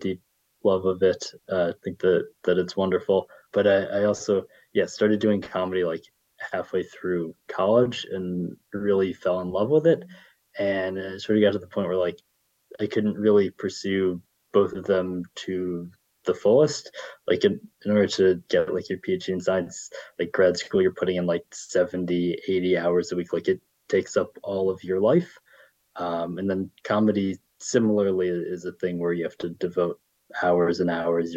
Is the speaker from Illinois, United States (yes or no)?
yes; Illinois, United States; now in New York City, United States; I grew up in Illinois